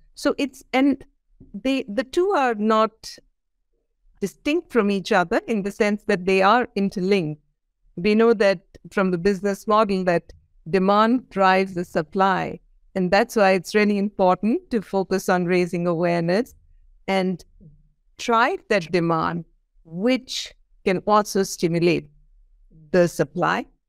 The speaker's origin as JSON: {"language": "English", "country": "India", "said": "I come from India"}